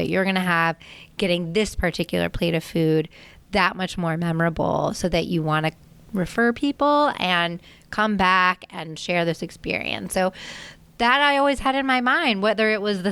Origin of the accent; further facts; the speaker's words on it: Annapolis, Maryland, United States; I grew up in Annapolis, Maryland